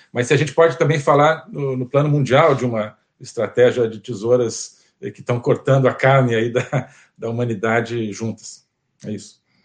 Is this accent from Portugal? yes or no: no; Brazil; como brasileiro